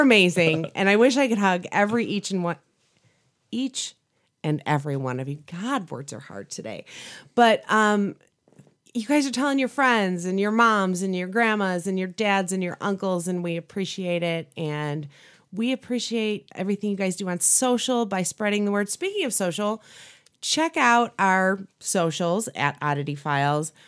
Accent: Chicago, Illinois, United States; I grew up in the Chicagoland area

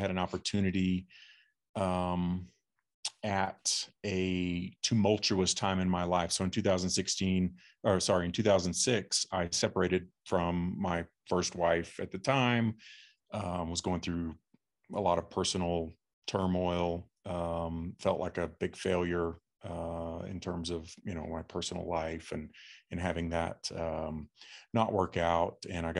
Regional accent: Fort Worth, Texas, United States; born there; I grew up in a very, middle-class mainstream. I was born in Fort Worth, Texas.

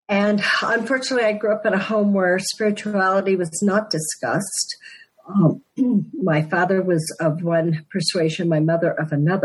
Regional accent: Denver, Colorado, United States; I'm a Denver native

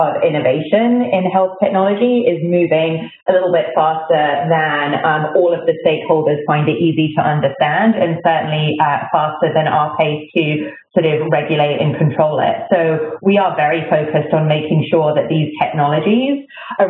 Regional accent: United Kingdom; moved away as an adult; also born or lived in London; now in United States; you may notice from my accent that I grew up in Britain

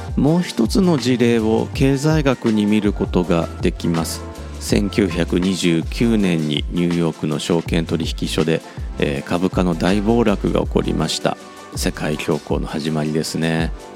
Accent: Kansai, Japan; moved away; 子供の頃は関西にいましたから

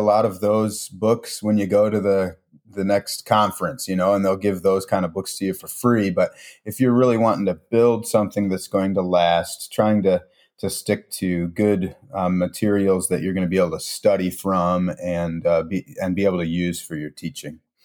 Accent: Milwaukee, Wisconsin, United States; also born or lived in Chicagoland; now in Chicago, United States; I grew up in Milwaukee, Wisconsin

